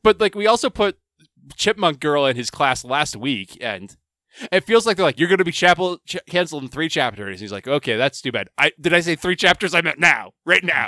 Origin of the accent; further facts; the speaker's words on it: United States; I'm American and not Japanese